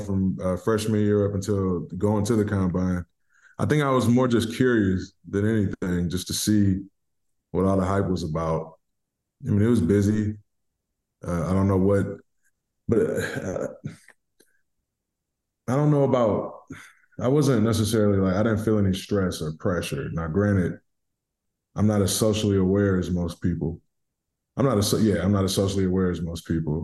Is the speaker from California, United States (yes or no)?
no; Detroit, Michigan, United States; growing up in Detroit was very educational